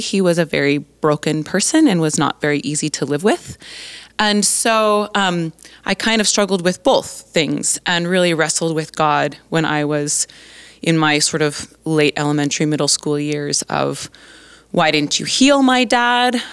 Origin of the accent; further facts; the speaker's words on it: Colorado, United States; moved away as an adult; now in Three Hills, Canada; I was born and raised in Colorado